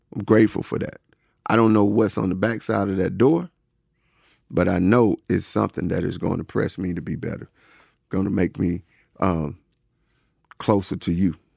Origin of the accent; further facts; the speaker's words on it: Woodland, Georgia, United States; growing up in Woodland, Georgia